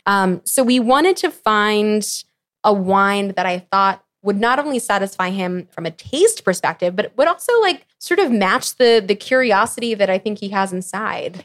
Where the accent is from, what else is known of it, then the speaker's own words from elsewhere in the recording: outside of Philadelphia, Pennsylvania, United States; I grew up outside of Philadelphia.